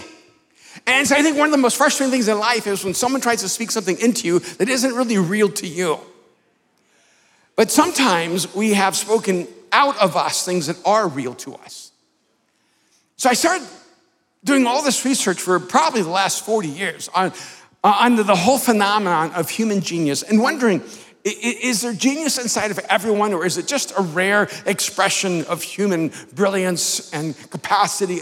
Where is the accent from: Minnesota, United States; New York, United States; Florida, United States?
Florida, United States; Miami; I grew up in Miami